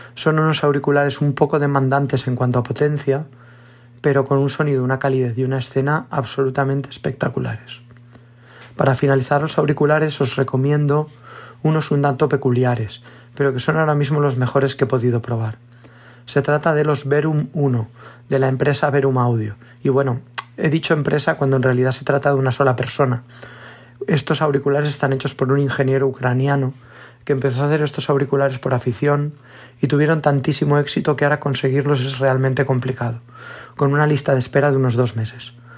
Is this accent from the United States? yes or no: no; Valencia, Valencian Community, Spain; soy de Valencia